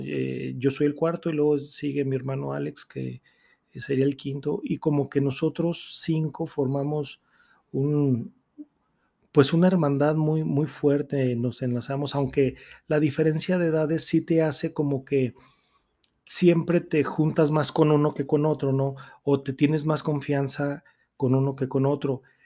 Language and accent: Spanish; Aguascalientes, Mexico; soy nacido aquí en Aguascalientes